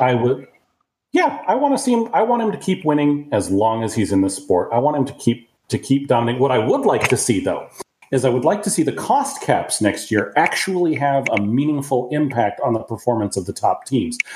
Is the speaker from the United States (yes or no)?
yes; United States; also born or lived in Japan / Mobile, Alabama; I'm an American